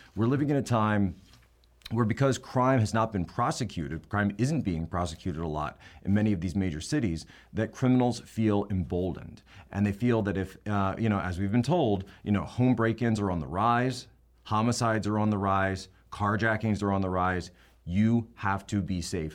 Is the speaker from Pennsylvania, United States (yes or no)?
yes; Philadelphia, Pennsylvania, United States; I'm from the Philadelphia area.